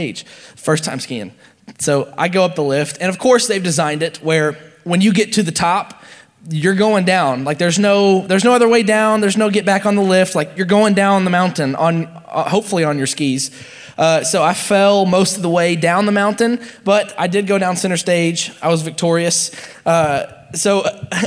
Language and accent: English; Nashville, Tennessee, United States; I grew up in Nashville, so we had like big hills